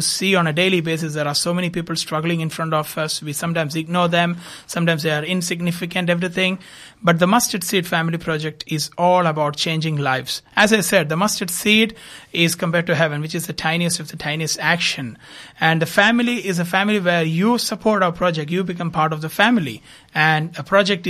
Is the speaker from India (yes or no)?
yes; India; moved away as an adult; also born or lived in Dubai, United Arab Emirates; now in Adelaide, Australia; I'm basically from India, moved to Australia in 2016